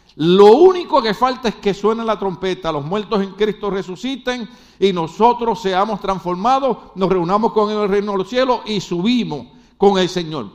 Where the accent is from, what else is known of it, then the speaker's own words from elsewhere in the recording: Puerto Rico; now in United States; nosotros los puertorriqueños somos gente buena